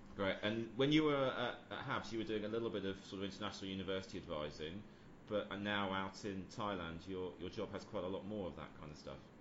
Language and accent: English; United Kingdom; moved away as an adult; also born or lived in Brussels; As a Brit, with my education having taken place solely in the UK